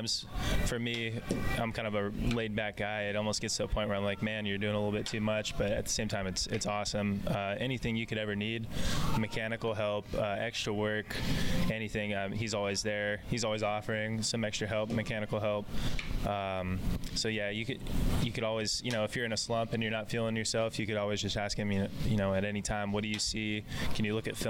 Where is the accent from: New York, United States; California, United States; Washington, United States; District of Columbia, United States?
California, United States; Fresno; he actually played in my hometown and for the Fresno Grizzlies